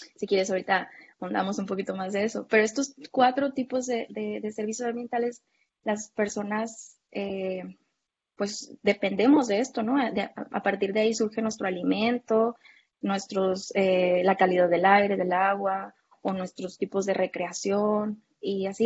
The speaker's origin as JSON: {"language": "Spanish", "region": "Baja California", "country": "Mexico", "said": "yo soy acá de Baja California"}